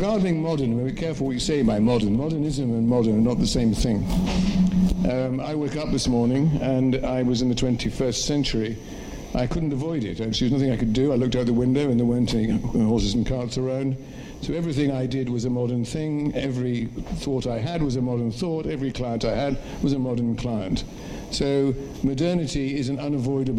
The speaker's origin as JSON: {"language": "English", "region": "England", "country": "United Kingdom", "said": "I identify myself as being English"}